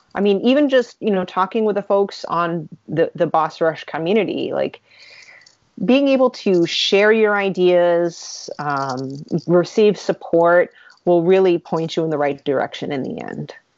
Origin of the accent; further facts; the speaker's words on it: New England, United States; I'm from New England